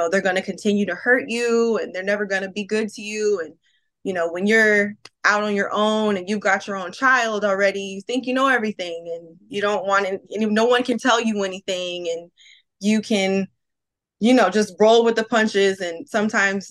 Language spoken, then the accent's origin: English; Palmdale, California, United States; I grew up in Palmdale, California